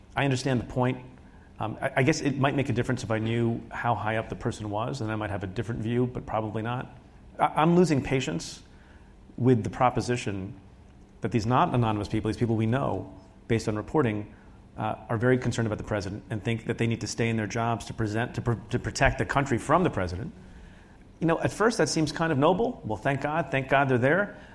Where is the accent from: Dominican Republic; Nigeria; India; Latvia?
India; now in United States; I was born in India